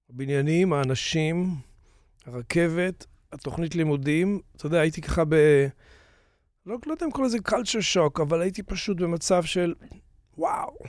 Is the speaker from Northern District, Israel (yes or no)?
yes; Tiberias, Northern District, Israel; moved away as an adult; also born or lived in New York, United States; זה היה בטבריה, אני נולדתי מטבריה